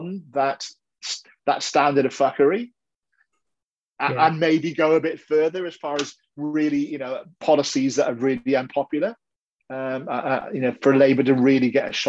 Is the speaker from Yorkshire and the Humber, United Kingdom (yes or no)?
no; Wales, United Kingdom; moved away as an adult; now in New Zealand; Wales, my home country